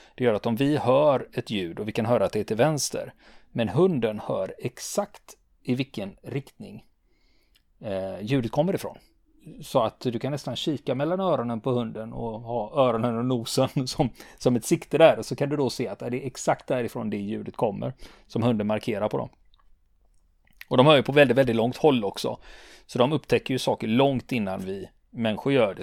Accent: Sweden; vi svenskar

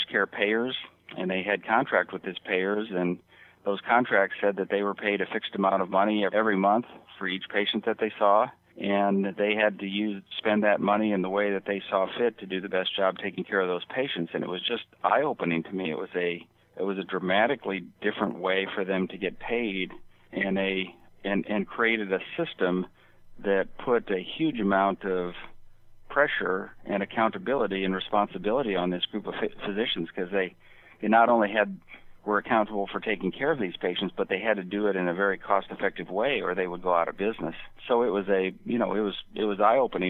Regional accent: Nebraska and South Dakota, Midwest, United States; moved away as an adult; now in Los Angeles, United States; I was originally from Nebraska and South Dakota, that part of the world

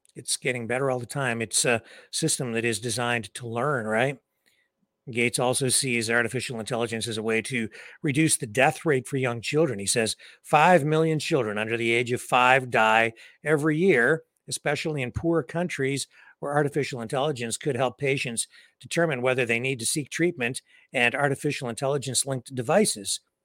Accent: Canada; here in my hometown

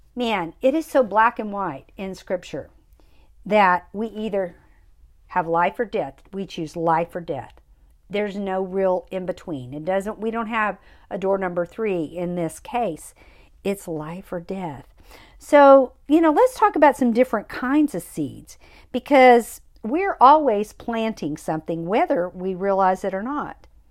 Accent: United States; the United States, which is where I'm from

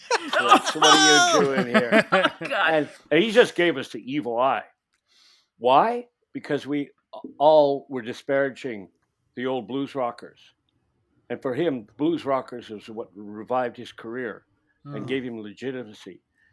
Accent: Ireland; Yeah, I'm an Irish guy, but I didn't spend my life playing jigs and blowing a penny whistle because I would have no interest in that.

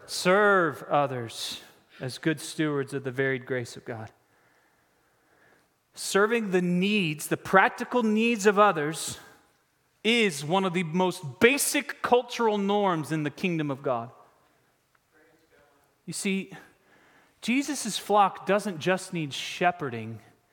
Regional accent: Raleigh, North Carolina, United States; I'm from Raleigh

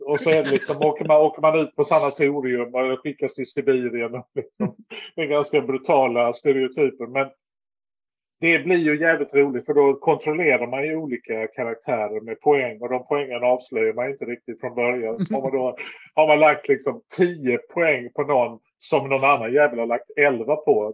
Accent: Lund, Skåne, Sweden; also born or lived in Stockholm / Malmö; jag är från Lund och har väl bott i Lund.

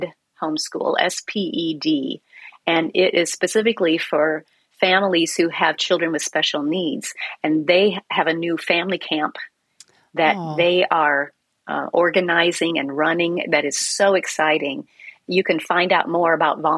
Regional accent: Iowa, United States; when I was growing up in Iowa

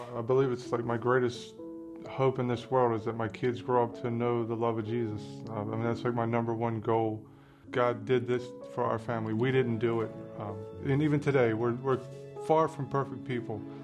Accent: Harford County, Maryland, United States; I grew up here in Harford County, um, one of four kids

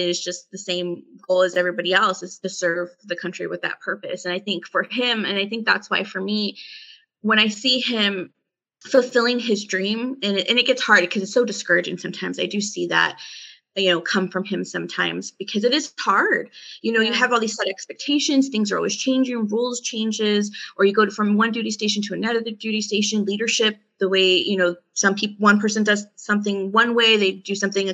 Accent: California, United States; moved away as an adult; now in Colorado, United States; we're originally from California and we decided that wasn't best to raise our family in. So that's why we moved to Colorado after he separated

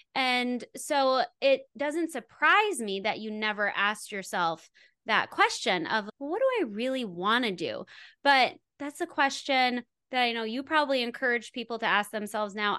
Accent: Wisconsin, United States; also born or lived in Los Angeles / Santa Monica; I grew up in Wisconsin

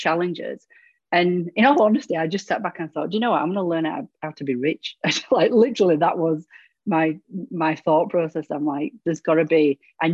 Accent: England, United Kingdom; accent: British; moved away as an adult; now in Ontario, Canada; I'm originally from England in the UK, both myself and my husband. We moved to Canada 11 years ago

